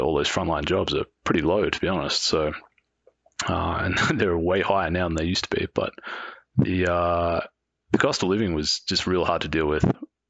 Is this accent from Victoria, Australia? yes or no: yes; Melbourne, Victoria, Australia; moved away as an adult; now in Whistler, Canada; I grew up in Melbourne in Australia